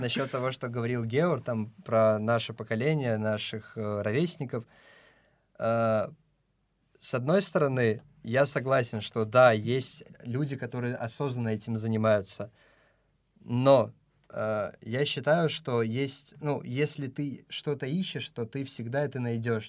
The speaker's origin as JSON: {"language": "Russian", "country": "Tajikistan", "moved": "yes", "lives_now": "Moscow, Russia", "said": "я из Таджикистана"}